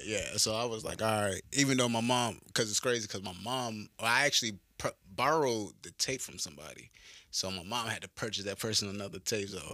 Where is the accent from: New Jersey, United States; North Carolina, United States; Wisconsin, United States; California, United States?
North Carolina, United States; Pollocksville; moved away as an adult; now in Clarksville, United States; I'm from this small, like, town called Pollocksville. It's, like, off by the coast, little country-ass town